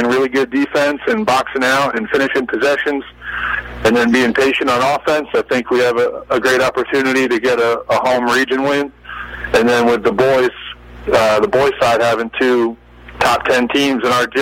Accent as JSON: {"language": "English", "area": "outside Philadelphia", "region": "Pennsylvania", "country": "United States", "tie": "born or raised there", "moved": "yes", "lives_now": "Savannah, United States", "said": "I grew up outside Philadelphia watching the Big Five play, following Villanova as a kid, and then relocating to the South, especially the Savannah area"}